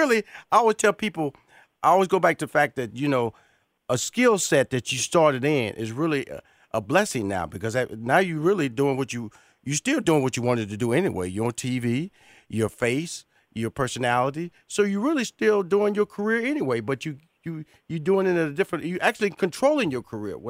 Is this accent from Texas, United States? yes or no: yes; Houston, Texas, United States; I'm from Houston, Texas now. Born and raised in Houston, Texas, Ryan.